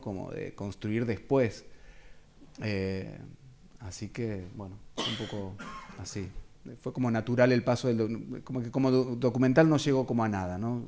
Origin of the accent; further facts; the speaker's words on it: Carmen de Patagones, Buenos Aires Province, Argentina; soy oriundo de Carmen de Patagones